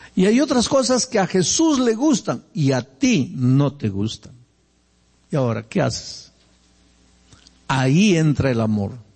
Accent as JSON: {"language": "Spanish", "country": "Peru", "tie": "born or raised there", "moved": "yes", "lives_now": "Brazil", "said": "Yo soy peruano y nací en el Perú"}